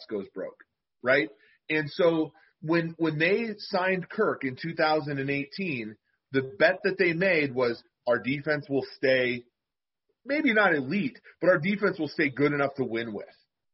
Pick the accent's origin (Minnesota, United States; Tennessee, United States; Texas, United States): Minnesota, United States; Minneapolis–Saint Paul; I was born and raised in the Twin Cities